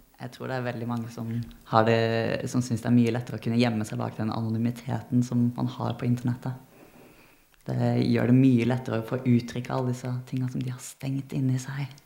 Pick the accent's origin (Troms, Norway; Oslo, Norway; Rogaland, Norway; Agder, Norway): Agder, Norway; Arendal; der jeg er fra, så sier vi staua